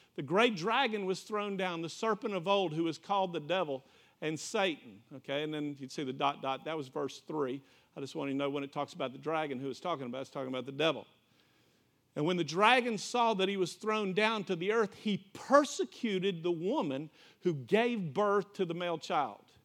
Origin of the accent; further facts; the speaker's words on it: Florida, United States; I'm from Florida